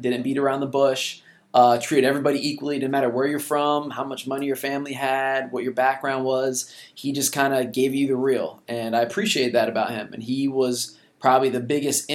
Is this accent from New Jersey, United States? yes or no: yes; Lawrenceville, New Jersey, United States; I grew up in Lawrenceville, New Jersey